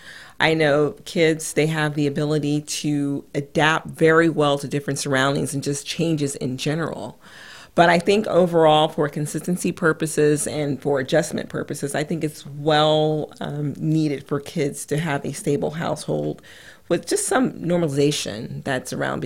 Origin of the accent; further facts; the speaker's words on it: California, United States; also born or lived in Washington, D.C. / Idaho; I mean, I grew up in California. Then I spent some time in D.C. And then I believe also in Idaho is some of the places that we went to.